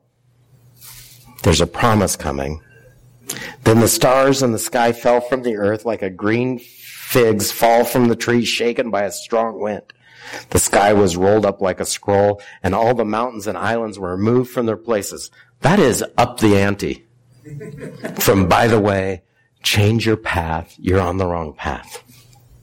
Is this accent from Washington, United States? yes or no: yes; near Hanford, Washington, United States; I grew up near Hanford